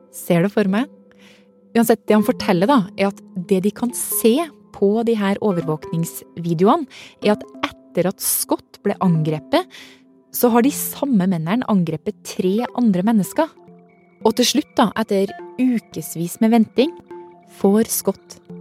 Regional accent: Norway; Her hjemme i Norge

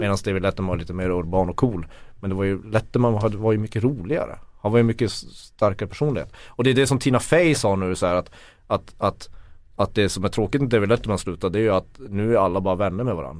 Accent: Kiruna, Norrbotten County, Sweden; när jag växte upp i Kiruna

